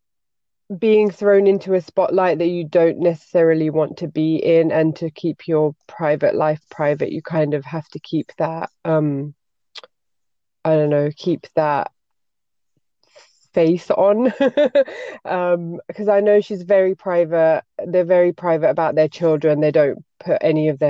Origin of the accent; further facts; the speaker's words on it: United Kingdom; moved away as an adult; now in Belgium; grew up in a very white neighborhood as a Pakistani, and then I'm British